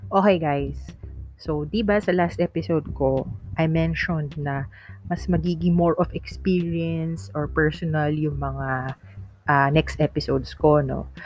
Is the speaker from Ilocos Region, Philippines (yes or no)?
yes; Ilocano, Ilocos Region, Philippines; accent: Ilocano; Ilocano kasi ako, guys. Yan, so my father's and ano, uh, Ilocano. Tapos nakuha ko yung punto